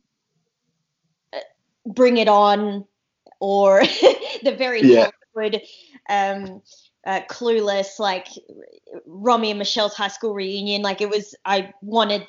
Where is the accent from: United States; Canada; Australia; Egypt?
Australia; Darwin, Northern Territory; moved away as an adult; also born or lived in Kakadu; now in Sydney, Australia; I grew up in I grew up in Darwin, and I grew up in Kakadu.